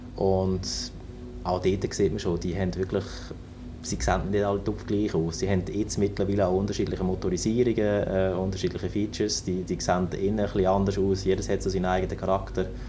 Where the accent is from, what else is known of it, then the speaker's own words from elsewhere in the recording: Germany; moved away as an adult; now in Lucerne, Switzerland; ich komme eben aus dem Norden. Ich bin, bin ein Nordmensch und eben auch in der Nähe von Hamburg aufgewachsen, an der Küste